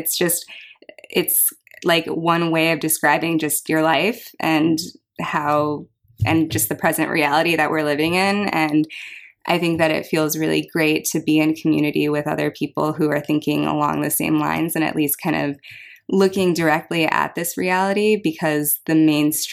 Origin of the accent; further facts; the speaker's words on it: United States; growing up eating Korean dishes while also growing up in the United States